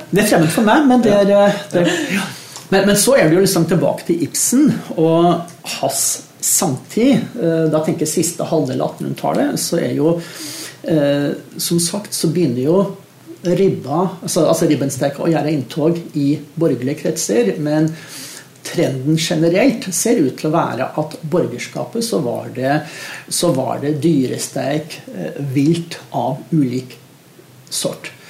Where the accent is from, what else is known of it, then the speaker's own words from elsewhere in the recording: Eastern Norway, Norway; Så i og med at min bedre halvdel er vestlending og jeg er østlending, så kjører vi begge deler på julaften.